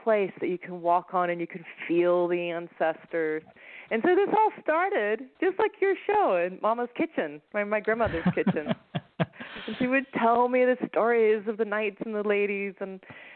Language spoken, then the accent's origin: English; Blue Ridge Mountains, Virginia, United States; I grew up in Virginia in the Blue Ridge Mountains